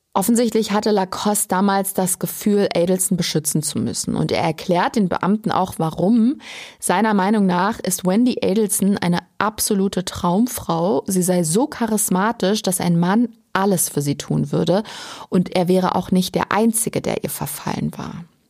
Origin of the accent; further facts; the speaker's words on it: Germany; Bei uns in Deutschland